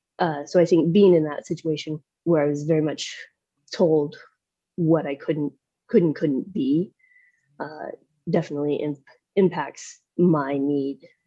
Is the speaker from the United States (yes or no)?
yes; south of Nashville, Middle Tennessee, United States; I grew up in Middle Tennessee, south of Nashville